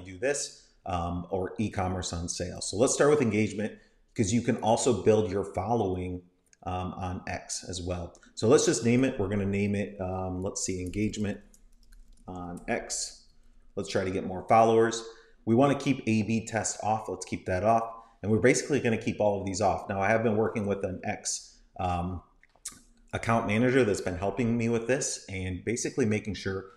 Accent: Tampa, Florida, United States; Tampa, Florida is where I'm from.

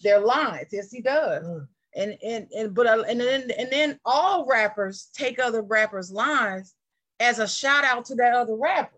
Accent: Dayton, Ohio, United States; born or raised there

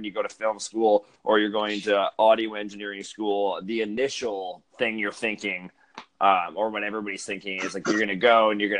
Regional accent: Northern Alberta, Canada; moved away as an adult; also born or lived in Vancouver; I grew up in Alberta, Northern Alberta. After I graduated high school, I moved to Vancouver

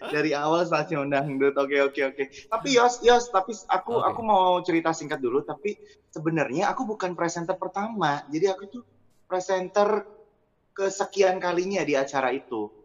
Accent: Jember, East Java, Indonesia; now in Surabaya, Indonesia; Dari Jember yang hijrah ke Surabaya

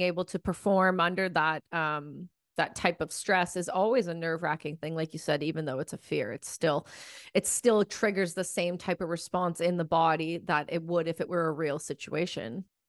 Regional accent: Ontario, Canada; when I grew up in Ontario

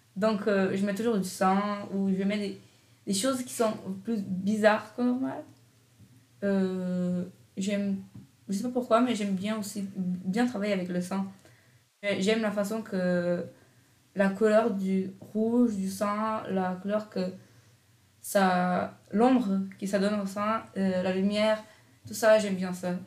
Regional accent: Brazil; now in Canada; je viens du Brésil

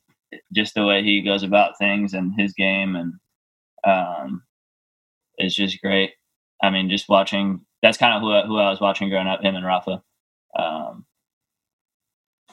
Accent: New York, United States; I was born in New York. My parents live there. Just being American

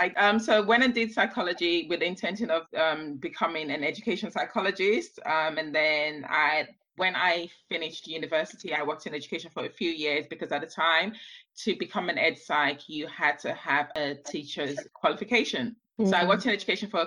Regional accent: London, United Kingdom; also born or lived in Nigeria; I was born right here in London, and my mom had this brilliant idea of taking me back to Nigeria as a baby, where I spent my early formative years and never ever acclimatized back to British weather or British food, even though I've lived in England most of my life. Returned to London when I was about 9

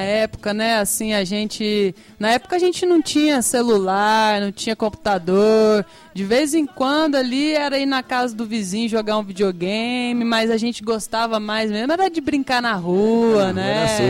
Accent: south of Minas Gerais, Brazil; now in São Jorge, Brazil; lá no sul de Minas, né? Sul de Minas. minha terra querida

